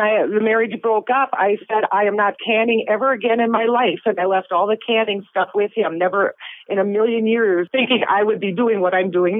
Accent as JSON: {"language": "English", "town": "Bloomington", "region": "Minnesota", "country": "United States", "tie": "born or raised there", "also_born_or_lived": "Brainerd, Minnesota / Wisconsin", "said": "I grew up in Bloomington, and after I graduated and went to college and all that, I moved around and went up to Brainerd and over to Wisconsin for a while"}